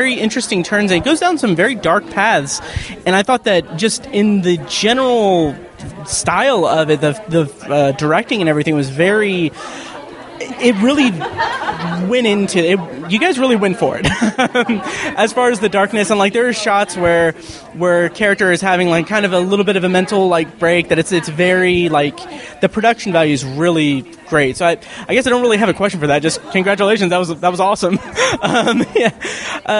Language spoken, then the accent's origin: English; Indianapolis, Indiana, United States; being from Indianapolis